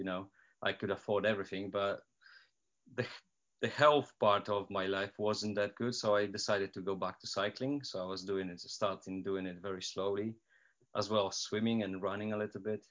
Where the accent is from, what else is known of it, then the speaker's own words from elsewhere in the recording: Poland; English is a second language; moved away as an adult; also born or lived in Yeovil; now in Portsmouth, United Kingdom; I come from Poland. I live in the UK for 13 years now.